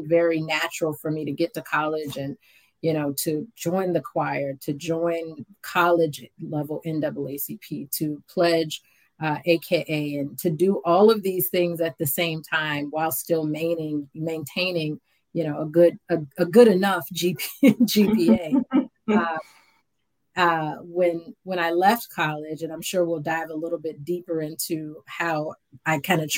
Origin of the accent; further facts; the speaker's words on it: Richmond, Virginia, United States; I grew up in Richmond, Virginia